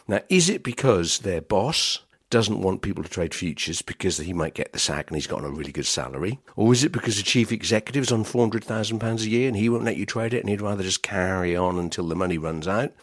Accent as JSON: {"language": "English", "area": "Norfolk", "region": "East of England", "country": "United Kingdom", "said": "I'm from Norfolk"}